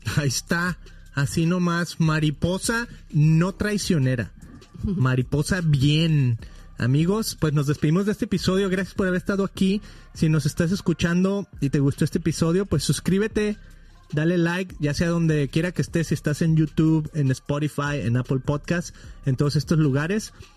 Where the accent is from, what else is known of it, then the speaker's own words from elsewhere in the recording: Guadalajara, Jalisco, Mexico; now in California, United States; somos nosotros de Guadalajara originalmente, que es la segunda ciudad más grande de México